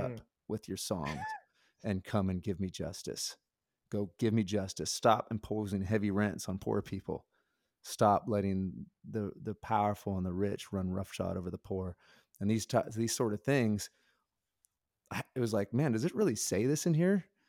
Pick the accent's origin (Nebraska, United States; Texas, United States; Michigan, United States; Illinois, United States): Nebraska, United States; I grew up in Nebraska